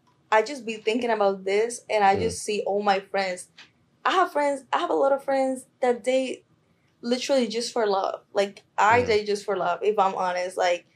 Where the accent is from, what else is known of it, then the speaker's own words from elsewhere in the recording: Colombia; I was born and raised in Colombia. My mom is a Colombian woman.